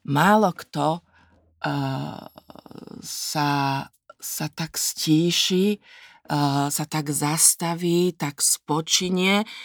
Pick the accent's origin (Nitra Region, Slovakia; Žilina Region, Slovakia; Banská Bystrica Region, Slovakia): Nitra Region, Slovakia; Nitra; moved away as an adult; also born or lived in Bratislava; now in Vienna, Austria; ja som sa narodila v Nitre